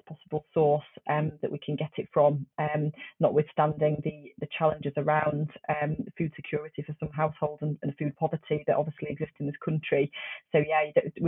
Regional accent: just outside Sheffield, Yorkshire and the Humber, United Kingdom; I was brought up just outside Sheffield

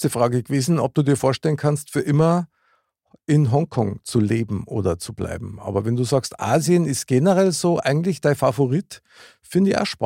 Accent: Bavaria, Germany; so bei uns in Bayern sowieso komplett anders.

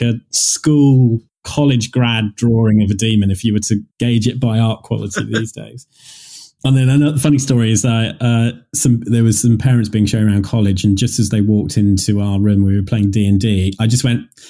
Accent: Leamington Spa, West Midlands, United Kingdom; this church in Leamington, my hometown

